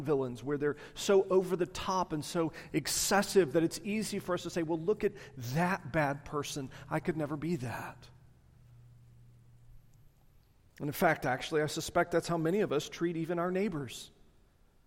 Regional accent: the South, United States; I'm a Southerner.

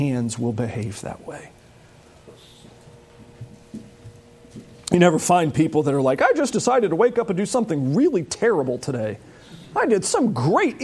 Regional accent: United States; as American Christians

